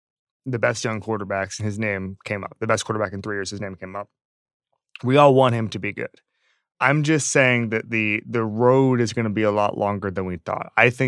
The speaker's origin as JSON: {"language": "English", "region": "Florida", "country": "United States", "tie": "born or raised there", "moved": "yes", "said": "I grew up in Florida."}